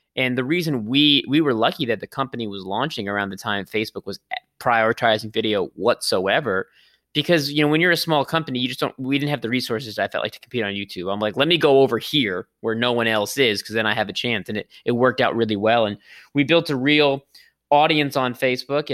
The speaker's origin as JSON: {"language": "English", "town": "Los Angeles", "region": "California", "country": "United States", "said": "I'm from Los Angeles"}